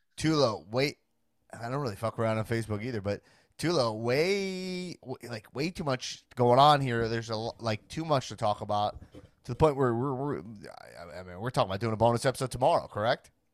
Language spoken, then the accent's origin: English; Long Island, New York, United States; now in Los Angeles, United States; I grew up on Long Island, New York, and I'm a Jewish man myself